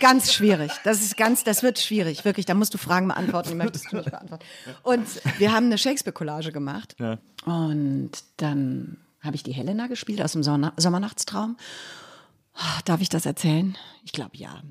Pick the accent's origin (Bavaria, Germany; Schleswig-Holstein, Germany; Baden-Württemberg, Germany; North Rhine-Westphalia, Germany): North Rhine-Westphalia, Germany; Cologne; das war mein erster Versuch, aus Köln wegzukommen